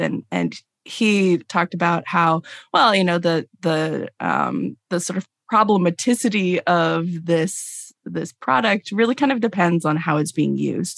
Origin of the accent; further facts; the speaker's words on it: Los Angeles, California, United States; now in Durham, United States; I grew up in Los Angeles